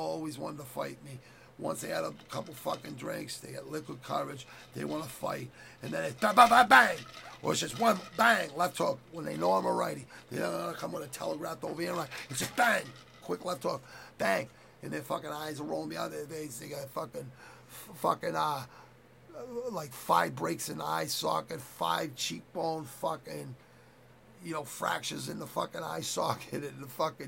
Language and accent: English; Quincy, Massachusetts, United States; I grew up in Southwest Quincy